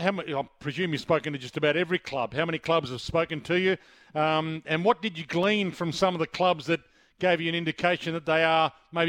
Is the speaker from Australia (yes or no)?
yes; South Australia, Australia; moved away; I'm from South Australia, Bailey. I moved and didn't go back.